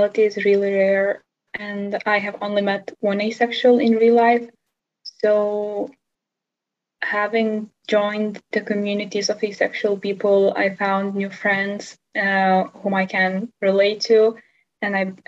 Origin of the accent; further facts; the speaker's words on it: Lithuania; from Lithuania